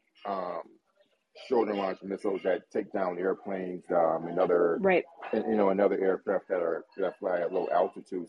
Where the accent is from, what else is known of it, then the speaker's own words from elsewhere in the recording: United States; as an American